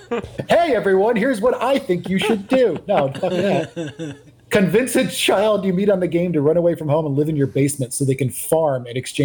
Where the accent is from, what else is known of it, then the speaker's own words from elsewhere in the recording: New York, United States; moved away; also born or lived in Texas; But I'm originally from New York.